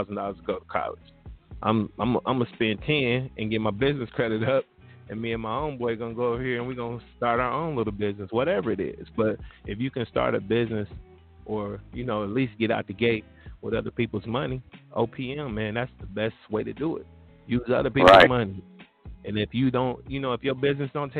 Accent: Ohio, United States; born or raised there

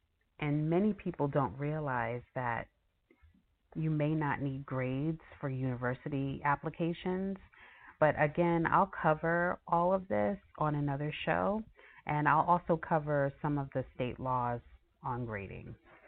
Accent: New York, United States; So I know for myself, growing up in New York, I remember going to public school and believing that all that mattered was that I passed the class.

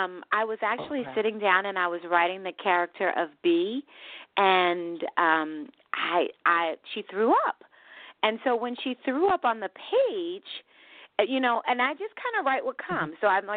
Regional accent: Philadelphia, Pennsylvania, United States; also born or lived in New Jersey / New York; I think my spirit is Southern, even though, like I said, I grew up in Philadelphia and Jersey and New York.

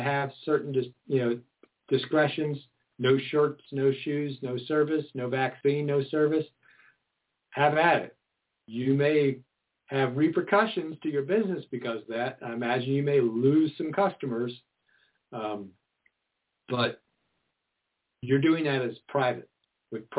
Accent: Maryland suburbs of D.C., United States; growing up in the Maryland suburbs of D.C.

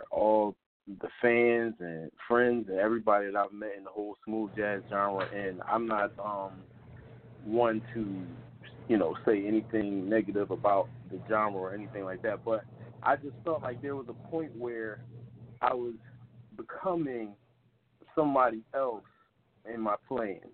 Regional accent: Philadelphia, Pennsylvania, United States; growing up in Philadelphia

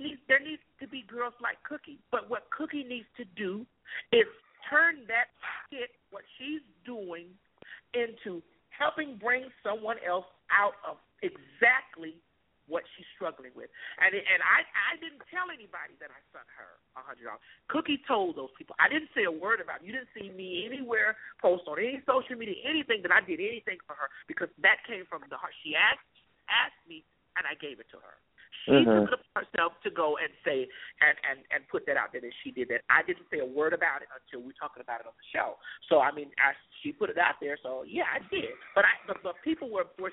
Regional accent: Florida, United States; I'm from Florida.

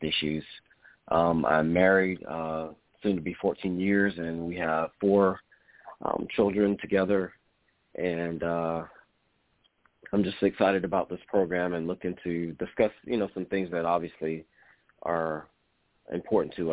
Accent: Columbia, South Carolina, United States; I am, you could say, a native of Columbia. I grew up here locally in Columbia since the age of five

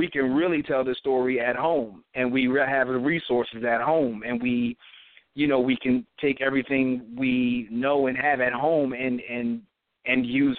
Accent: Philadelphia, Pennsylvania, United States; we're from Philly

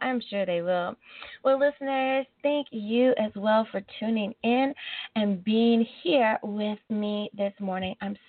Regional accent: United States; my home country coming in at number one is the great United States of America.

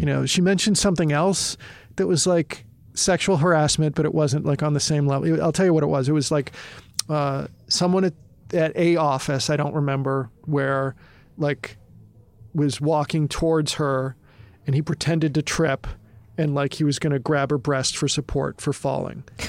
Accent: Massachusetts, United States; moved away as an adult; also born or lived in Michigan; I'm from Massachusetts

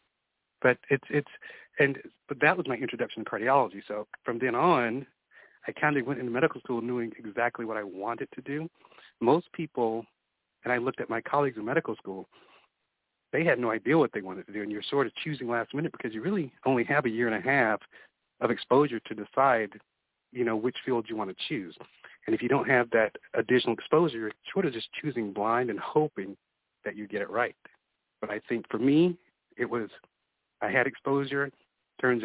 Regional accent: South Carolina, United States; moved away as an adult; also born or lived in Georgia / Minnesota / Tampa, Florida; now in Victoria, Texas, United States; I'm originally from South Carolina

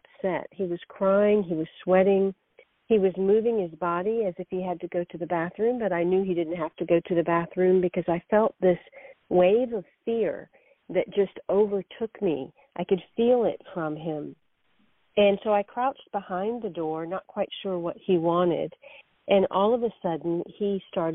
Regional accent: the South, United States; I am of Indian background. I've grown up in the South

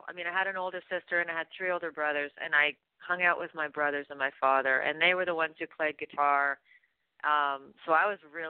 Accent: Canada; moved away as an adult; also born or lived in Austin, Texas; I'm Canadian.

